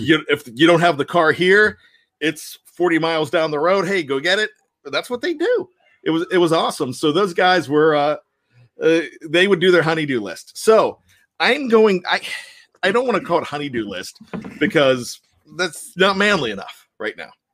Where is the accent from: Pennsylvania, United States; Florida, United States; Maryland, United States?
Pennsylvania, United States; Johnstown; I grew up in Johnstown, Pennsylvania, went to Richland High School